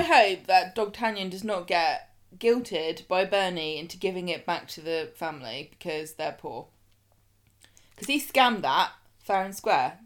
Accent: United Kingdom; we down south

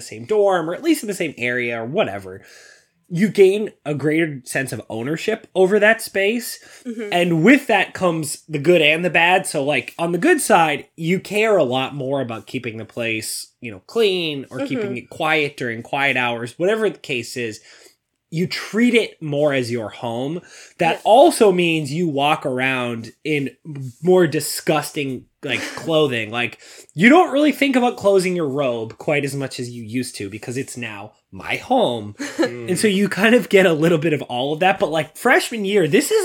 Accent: Boston, Massachusetts, United States; I'm from the Boston area.

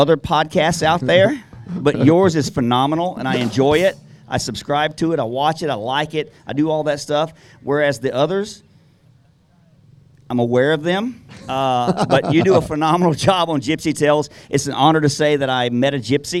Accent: Piedmont, South Carolina, United States; I'm from this area. I live in a small town, Piedmont, that's like 40 minutes away

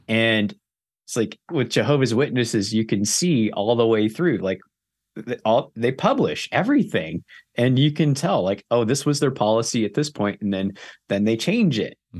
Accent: Southern California, United States; grew up in Southern California

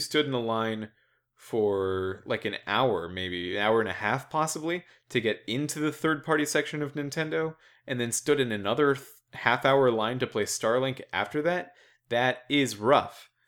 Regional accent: United States; an American

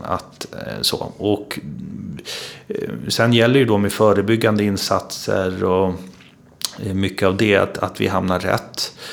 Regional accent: Uppsala, Uppsala County, Sweden; jag är ju uppvuxen i Uppsala. Ehm, jag är född i Uppsala, jag bor i Uppsala.

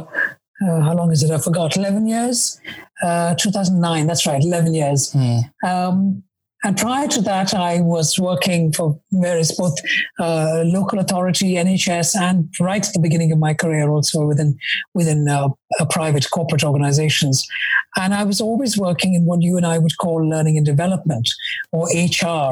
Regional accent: India; moved away as an adult; now in London, United Kingdom; I was born and brought up in India. I came to London in the 80s

